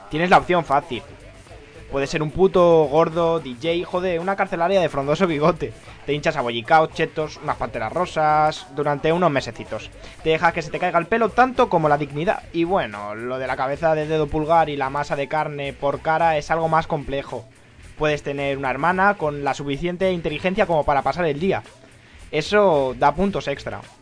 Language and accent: Spanish; Catalonia, Spain; apreciadlo ya que soy catalán y esto no ocurre a menudo.